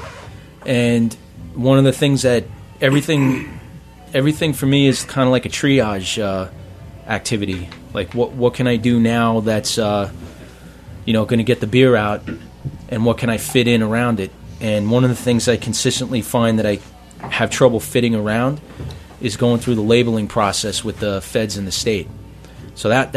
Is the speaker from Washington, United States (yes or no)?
no; New York City, New York, United States; moved away as an adult; I was born in Maspeth.